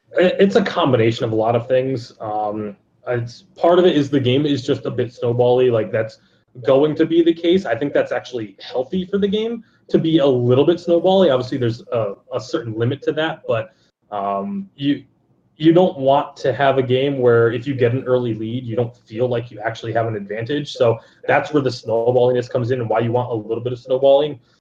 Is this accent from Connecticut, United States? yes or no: yes; Connecticut, United States; now in Las Vegas, United States; I am from Connecticut